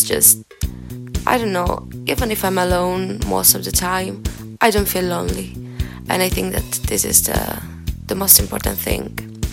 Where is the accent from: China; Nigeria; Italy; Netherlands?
Italy; Padua, Veneto; moved away as an adult; now in Trento, Italy; I'm from Padua, but now I'm staying here in Trento, in uh, San Bartolomeo. I am a student of the third year of languages